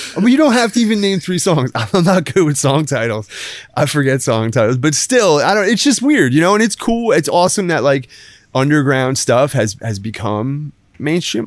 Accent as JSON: {"language": "English", "town": "Brick", "region": "New Jersey", "country": "United States", "tie": "born or raised there", "also_born_or_lived": "New York / Los Angeles / San Diego / Lake Tahoe", "moved": "as an adult", "lives_now": "Savannah, United States", "said": "I grew up in Jersey. I grew up on, on the Jersey Shore"}